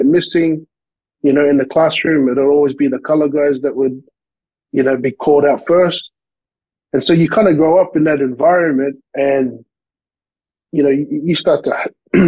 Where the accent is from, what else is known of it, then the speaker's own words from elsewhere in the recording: Sydney, New South Wales, Australia; accent: Aussie; moved away as an adult; also born or lived in Lower Hutt, Wellington, New Zealand / Bankstown / Mount Druitt; now in Vancouver, Canada; I was born in New Zealand, in Wellington, a small little place called Lower Hutt. And I left there when I was four and then moved to Sydney, Australia. And that's where I grew up most of my life, was in Sydney, Australia